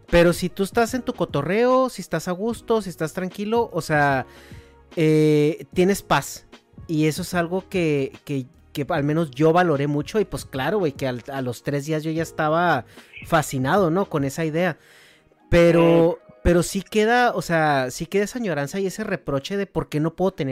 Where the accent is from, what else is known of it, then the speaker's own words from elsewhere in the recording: Chihuahua, Mexico; now in United States; yo me fui de Chihuahua en el 2011 cuando estaba bien pesado el ambiente